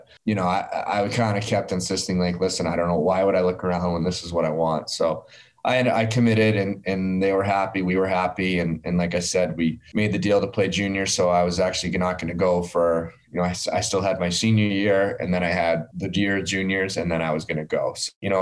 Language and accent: English; Massachusetts, United States; born or raised there; moved away as an adult; also born or lived in Iowa